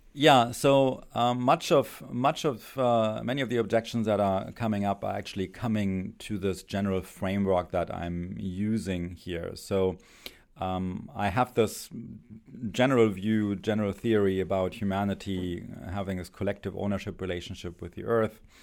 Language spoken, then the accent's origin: English; Germany; English is a second language; moved away as an adult; my accent, I, uh, spent my, uh, childhood and, and youth in Germany.